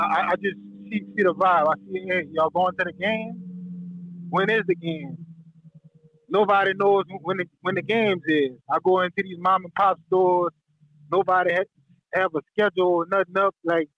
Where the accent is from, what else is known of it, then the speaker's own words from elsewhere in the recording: St. Martinville, Louisiana, United States; now in Lafayette, United States; I'm from St. Martinville.